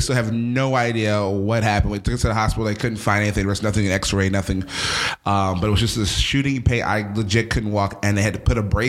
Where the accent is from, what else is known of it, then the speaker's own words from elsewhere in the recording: United States; now in Nashville, United States; I'm used to the beach as well because I'm from Philly in South Jersey.